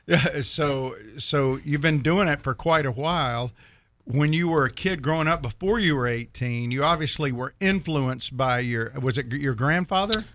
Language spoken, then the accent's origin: English; Mississippi, United States; my wife gives me grief because I'm from Mississippi and I say Thursday, Thursday.